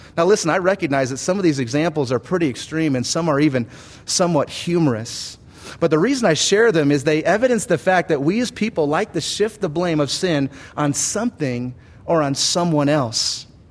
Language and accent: English; United States; I was from America